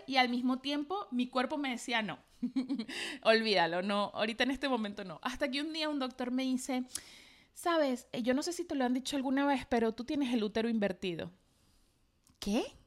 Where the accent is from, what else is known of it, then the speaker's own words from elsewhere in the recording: Maracay, Aragua, Venezuela; los diseñadores me llamaban en Maracay, yo soy de Maracay